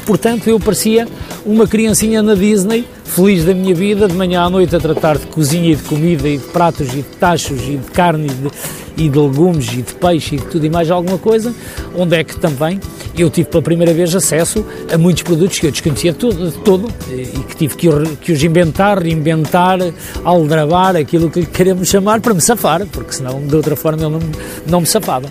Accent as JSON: {"language": "Portuguese", "town": "Bragança", "region": "Bragança District", "country": "Portugal", "tie": "born or raised there", "moved": "yes", "said": "cheguei à minha terra natal, cheguei a Bragança"}